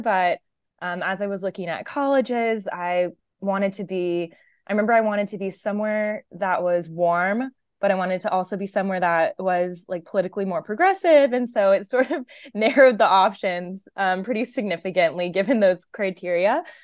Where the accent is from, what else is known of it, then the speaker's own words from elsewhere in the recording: Washington, District of Columbia, United States; moved away as an adult; now in California, United States; I grew up in the Washington, D C area. Um, so actually pretty far from where I live now in California